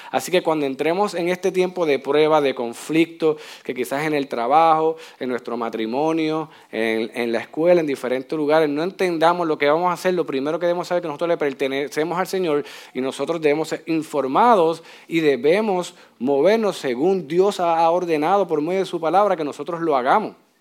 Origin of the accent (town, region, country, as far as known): Puerto Rico